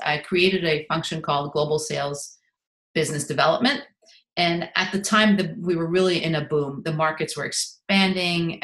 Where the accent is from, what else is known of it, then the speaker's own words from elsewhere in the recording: Montreal, Quebec, Canada; moved away; I'm originally from Montreal